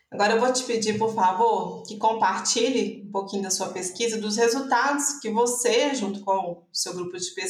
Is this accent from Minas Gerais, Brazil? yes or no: yes; Viçosa, Minas Gerais, Brazil; Porque eu também sou de Viçosa, formei em Viçosa e moro em Viçosa.